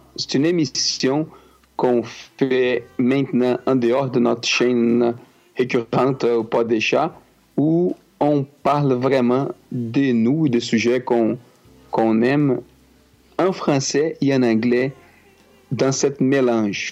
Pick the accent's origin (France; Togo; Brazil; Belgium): Brazil; first language Portuguese; French is a second language; moved away as an adult; now in Quebec, Canada